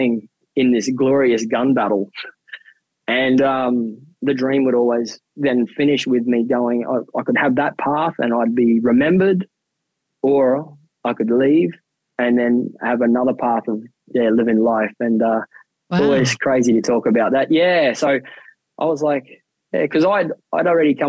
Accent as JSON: {"language": "English", "town": "Mount Isa", "region": "Queensland", "country": "Australia", "tie": "born or raised there", "also_born_or_lived": "Philippines", "moved": "as an adult", "lives_now": "Hobart, Australia", "said": "I'm born and bred in Mount Isa in Queensland"}